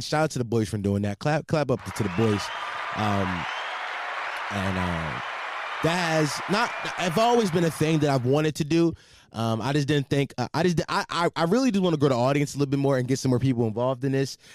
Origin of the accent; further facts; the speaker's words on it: Philadelphia, Pennsylvania, United States; I'm from Philadelphia, for all you that, the, for people that might not knew that, I'm from Philadelphia